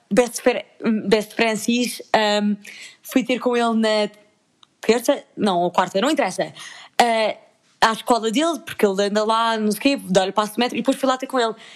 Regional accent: Lisbon, Portugal; ich wohne aus Lissabon und ich komme aus Portugal

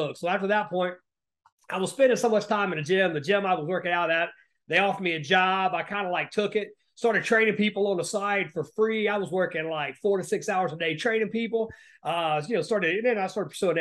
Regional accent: Appalachia, United States; moved away as an adult; I grew up in Appalachia, well, the poorest parts of the country

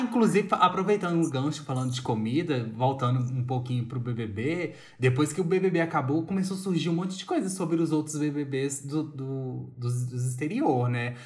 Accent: Brazil; na nossa perspectiva como brasileiro

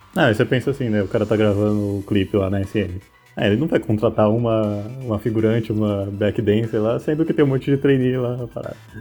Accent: Brazil; a gente é brasileiro

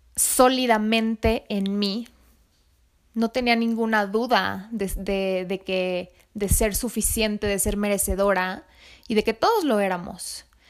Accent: Mexico City, Mexico; soy mexicana nací en México, en la Ciudad de México

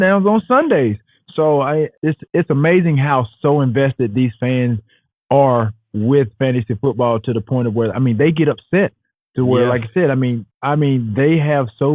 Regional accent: Alexander City, Alabama, United States; Born and raised in Alexander City, Alabama

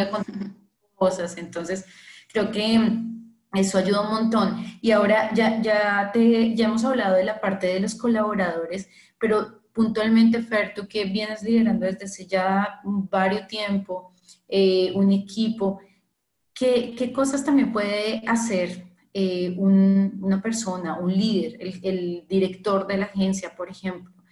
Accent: Colombia; now in Brazil; yo soy colombiana

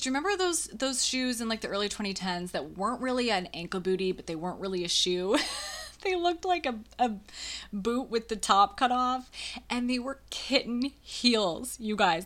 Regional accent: about half an hour from La Crosse, Western Wisconsin, United States; I went to college only ha-, about half an hour away from my hometown. So I went to college in La Crosse, Wisconsin for my Western Wisconsin people

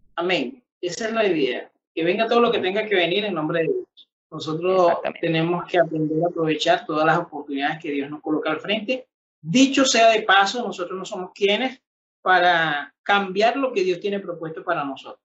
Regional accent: Venezuela; somos venezolanos, de que somos de una misma tierra

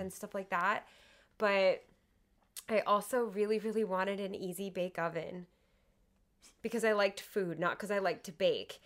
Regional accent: near Miami, Florida, United States; I grew up in, near Miami

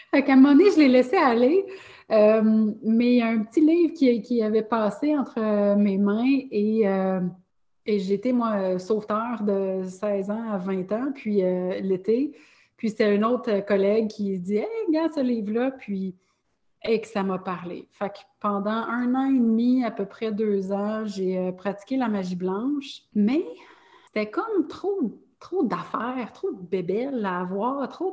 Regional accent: Longueuil, Quebec, Canada; j'ai grandi à Longueuil.

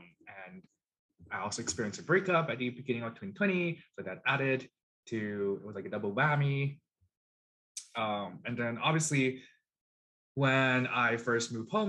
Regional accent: China; now in Canada; So I'm Chinese Canadian. I am an immigrant to Canada. My parents also immigrated to Canada.

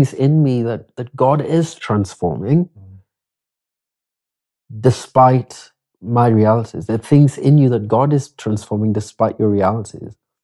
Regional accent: Kenya; also born or lived in Nakuru; I'm just a Kenyan who says Asante every moment

